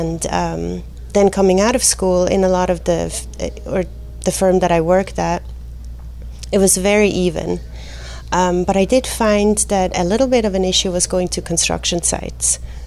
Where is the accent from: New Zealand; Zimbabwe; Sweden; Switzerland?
Switzerland; Basel, Basel-Stadt; moved away as an adult; now in Southern California, United States; I grew up in Basel, there's a lot of beautiful museums there